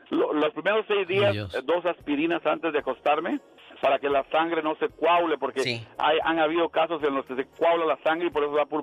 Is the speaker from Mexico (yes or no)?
no; Guatemala; mi país, yo soy de Guatemala